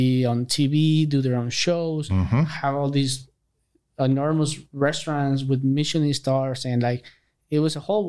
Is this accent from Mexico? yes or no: yes; Aguascalientes, Mexico; now in San Antonio, United States; I'm from Aguascalientes.